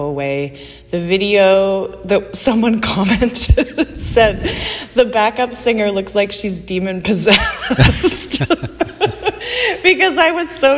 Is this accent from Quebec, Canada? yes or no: no; outside of Calgary, Alberta, Canada; moved away as an adult; also born or lived in Red Deer / Vancouver; now in Montreal, Canada; So I was born in Calgary, grew up outside of Calgary, and then Red Deer for kind of the later part of my teen years until I moved to Vancouver.